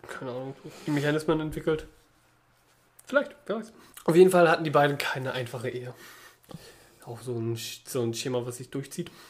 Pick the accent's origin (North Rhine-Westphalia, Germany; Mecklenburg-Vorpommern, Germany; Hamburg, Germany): Mecklenburg-Vorpommern, Germany; now in Berlin, Germany; bei uns in Mecklenburg-Vorpommern war das anders. Da geht die Grundschule nicht bis zur sechsten Klasse, sondern nur wie es sein soll bis zur vierten